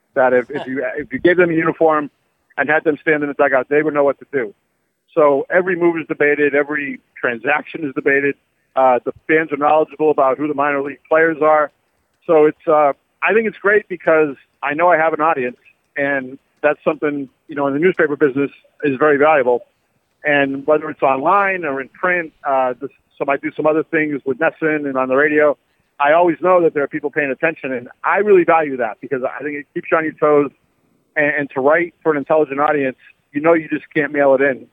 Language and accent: English; New Bedford, Massachusetts, United States; also born or lived in New York; I'm from Massachusetts. I, I grew up uh, in New Bedford, went to UMass